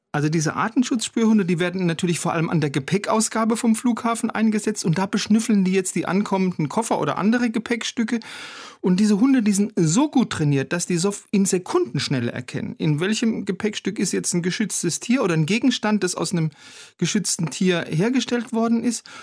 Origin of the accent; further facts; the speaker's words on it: Germany; bei uns in Deutschland